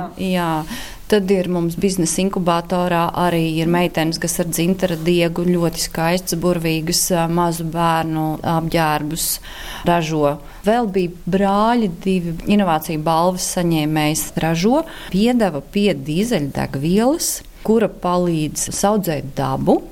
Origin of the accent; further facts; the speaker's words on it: Kuldīga, Kurzeme, Latvia; moved away; Es esmu uzaugusi pie Kuldīgas, esmu lauku meitene, ir tāds ciemats Timale.